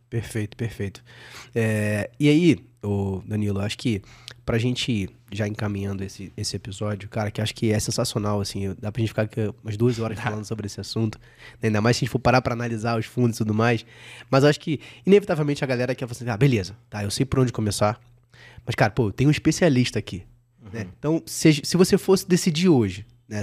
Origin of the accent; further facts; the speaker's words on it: Rio de Janeiro, Brazil; now in São Paulo, Brazil; eu sou carioca, né? Então, assim, eu moro em São Paulo